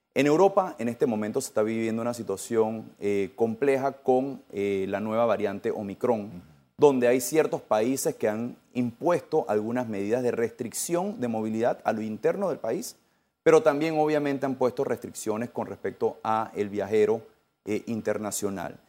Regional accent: Panama

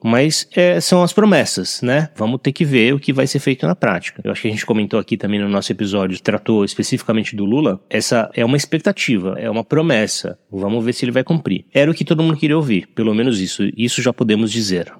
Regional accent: Brazil; como brasileiro

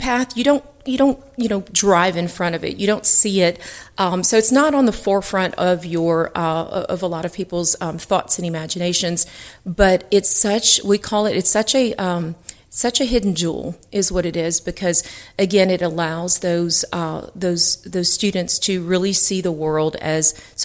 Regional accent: South Louisiana, United States; people who were born and raised in South Louisiana

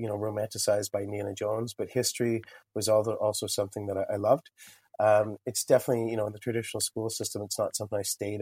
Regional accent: Lindsay, Ontario, Canada; now in Kingston, Canada; I didn't grow up in Kingston, so I grew up in Lindsay, Ontario.

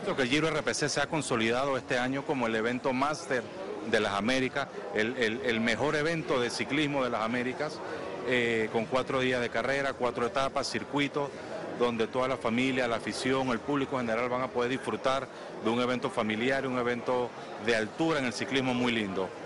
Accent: Panama; nosotros, después de 500 años, como panameños

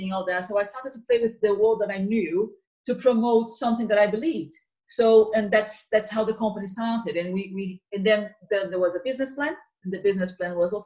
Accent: Rio de Janeiro, Brazil; now in United Kingdom; I'm from Rio

